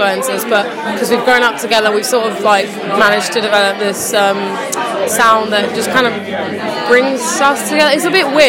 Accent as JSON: {"language": "English", "town": "Reading", "region": "South East England", "country": "United Kingdom", "said": "we're from Reading"}